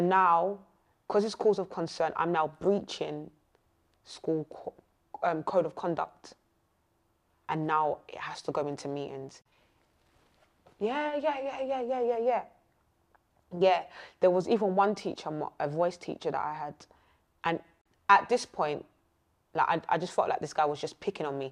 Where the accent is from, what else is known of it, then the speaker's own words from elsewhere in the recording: Essex, East of England, United Kingdom; I'm not from South. I am from Essex.